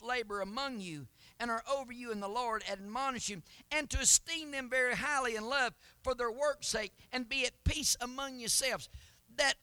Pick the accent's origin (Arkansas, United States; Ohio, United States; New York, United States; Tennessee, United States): Tennessee, United States; Knoxville; I was born in Knoxville, Tennessee. I am an American by birth